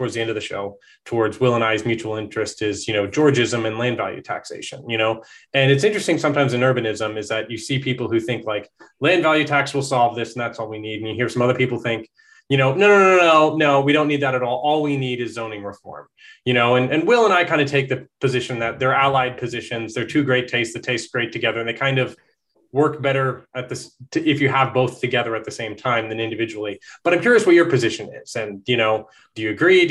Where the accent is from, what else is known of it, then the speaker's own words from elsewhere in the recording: Conroe, Texas, United States; I grew up in Conroe, which is just a stone's throw away